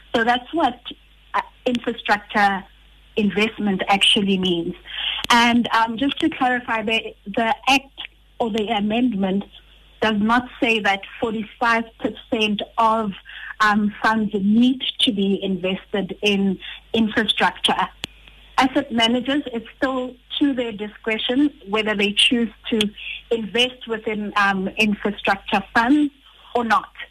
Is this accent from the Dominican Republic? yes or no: no; Rustenburg, North West, South Africa; I come from a town, Rustenburg.